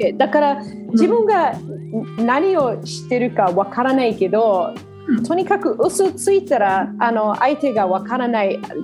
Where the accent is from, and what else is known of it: Australia; Japanese is a second language; moved away as an adult; also born or lived in Japan; now in Sydney, Australia